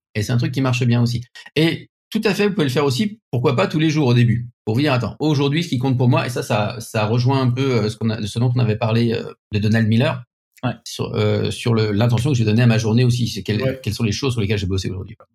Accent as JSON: {"language": "French", "country": "France", "accent": "French", "said": "mon accent français"}